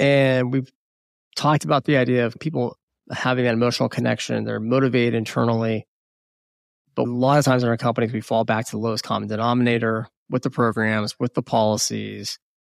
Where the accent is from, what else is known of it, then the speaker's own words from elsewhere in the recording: United States; first language English; Born in the United States, English is my first language.